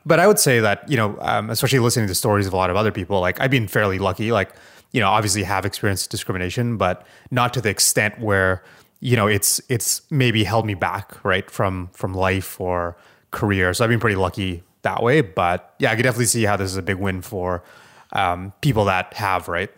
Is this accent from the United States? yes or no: no; Canada; a Canadian